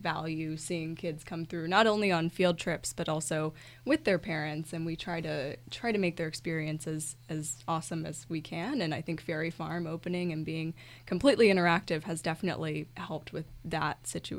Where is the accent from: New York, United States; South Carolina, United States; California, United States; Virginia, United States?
Virginia, United States; Fredericksburg; I am actually local. I'm from Fredericksburg, so I grew up in the area. I grew up going to the sites.